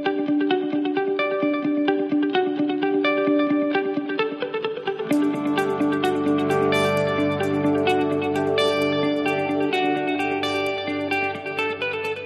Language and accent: English; Cajun, Louisiana, United States; accent: Cajun; my Cajun accent's going to come out because she's a fellow Cajun